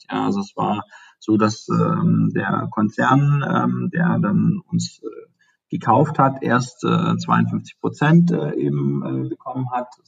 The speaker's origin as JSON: {"language": "German", "region": "Baden-Württemberg", "country": "Germany", "said": "ich komme ja aus dem Schwabenland, was ja eben in dem Automobilbereich auch ähm, stark ist"}